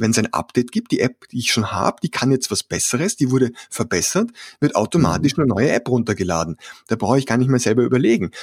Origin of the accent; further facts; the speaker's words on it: Vienna, Austria; accent: Austrian; Ich komme aus dem schönen Wien, was den etwas merkwürdigen Dialekt erklärt. Ja, ich bin ein Ösi